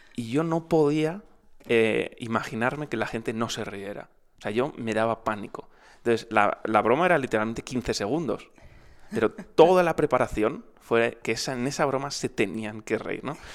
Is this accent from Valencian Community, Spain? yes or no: no; Madrid, Community of Madrid, Spain; Madrid, que es de donde soy